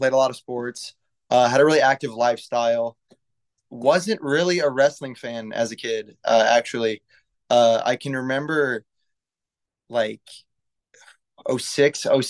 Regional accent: St. Joseph, Missouri, United States; I'm from St. Joseph, up north of Kansas City.

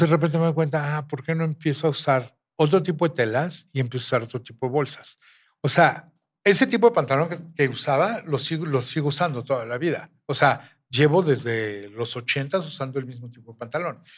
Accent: Mexico; somos mexicanos.

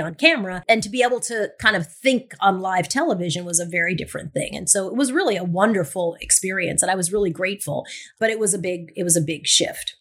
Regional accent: Long Island, New York, United States; accent: Long Island; moved away; I grew up in Long Island, so I had a Long Island accent

